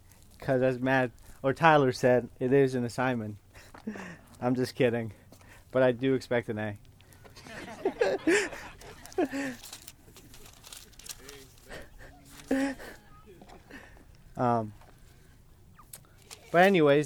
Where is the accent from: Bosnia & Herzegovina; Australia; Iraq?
Iraq; northern Iraq; first language Kurdish; English is a second language; moved away; English is my second language. So I am Kurdish, and I was born in northern Iraq. So I process and think in Kurdish, and I speak in English.